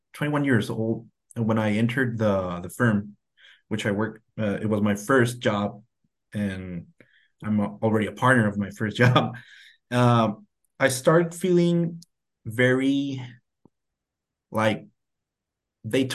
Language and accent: English; Tijuana, Baja California, Mexico; I've lived all my life here in Tijuana, Mexico, very close to the border to California. Right next to the border, actually. And my hometown is Playas de Tijuana